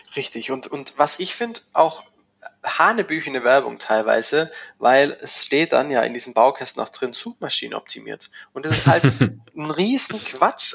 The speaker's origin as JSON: {"language": "German", "town": "Schwäbisch Gmünd", "region": "Baden-Württemberg", "country": "Germany", "said": "bin hier in Schwäbisch Gmünd. Das äh, erklärt den Dialekt, äh, äh, lässt sich schwer verstecken, äh, unweit von Stuttgart."}